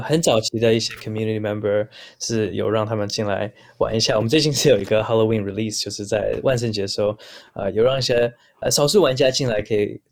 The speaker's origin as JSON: {"language": "Chinese", "town": "Vancouver", "region": "British Columbia", "country": "Canada", "tie": "born or raised there", "moved": "as an adult", "lives_now": "Taiwan", "said": "我出生在加拿大温哥华。那虽然留着是有台湾的血统，不过其实也是近几年才真的有机会到台湾发展"}